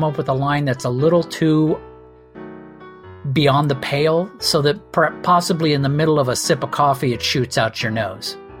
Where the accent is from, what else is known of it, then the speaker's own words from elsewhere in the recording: Redondo Beach, California, United States; I grew up in Mid Redondo Beach in Southern California